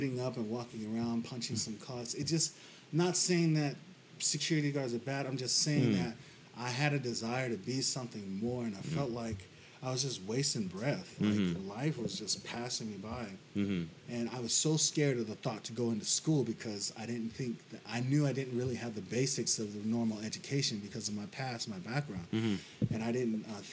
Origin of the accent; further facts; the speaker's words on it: Las Vegas, Nevada, United States; moved away as an adult; now in Hawaii, United States; Born and raised in Las Vegas, Nevada